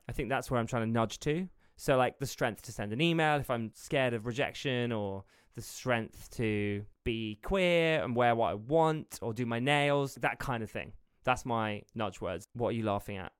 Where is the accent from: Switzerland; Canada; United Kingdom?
United Kingdom; as a British person